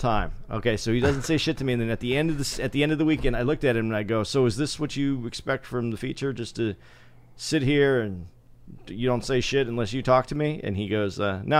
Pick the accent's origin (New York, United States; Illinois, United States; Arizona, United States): Arizona, United States; Tucson; I grew up in Tucson